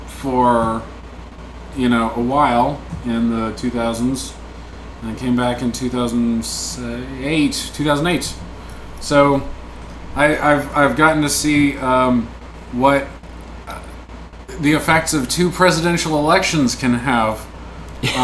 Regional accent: near Birmingham, Alabama, United States; growing up near Birmingham, that was often how that town was perceived

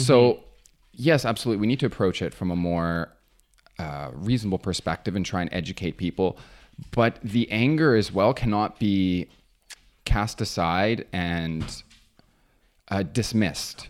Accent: near James Bay, Ontario, Canada; I grew up near James Bay, which is Treaty Nine territory

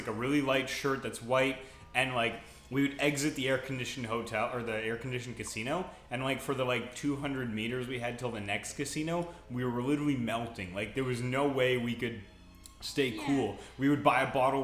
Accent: Canada; we're Canadian

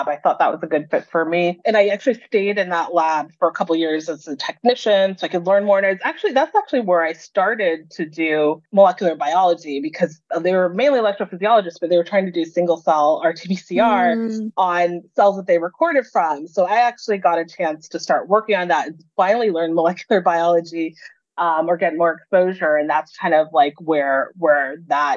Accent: Los Angeles, California, United States; I was used to being in a diverse environment growing up in Los Angeles

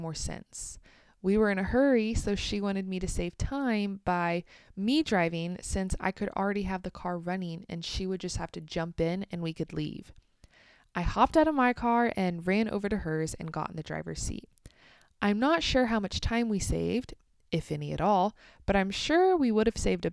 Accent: United States; also born or lived in Kansas; I'm American, and I live in the state of Kansas in the United States.

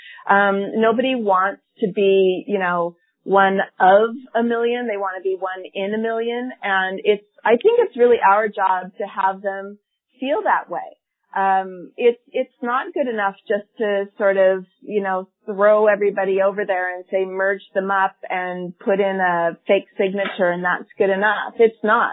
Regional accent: United States; moved away as an adult; now in Canada; I'm from the American context

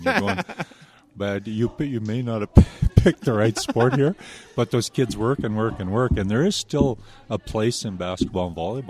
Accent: Manitoba, Canada; I'm a Canadian, but I work down there originally from Manitoba.

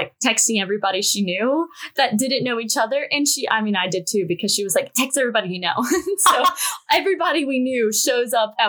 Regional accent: Mississippi Gulf Coast, United States; moved away as an adult; now in Los Angeles, United States; I'm from Mississippi, the Mississippi Gulf Coast

